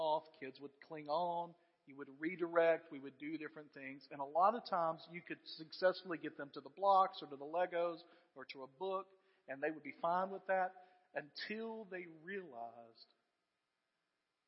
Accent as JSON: {"language": "English", "country": "United States", "said": "as American Christians"}